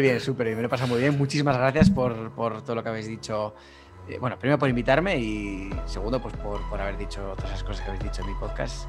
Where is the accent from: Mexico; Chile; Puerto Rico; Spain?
Spain; Basque Country; Vasco soy muy vasco, ¿eh? Muy, muy vasco